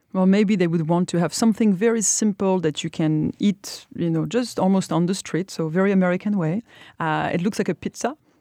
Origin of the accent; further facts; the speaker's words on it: Brittany, France; I come from Brittany originally